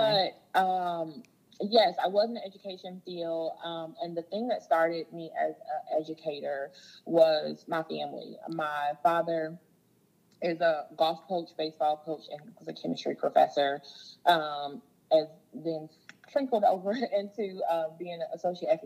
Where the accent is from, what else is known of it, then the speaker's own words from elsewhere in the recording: Jackson, Mississippi, United States; I was born in Jackson, Mississippi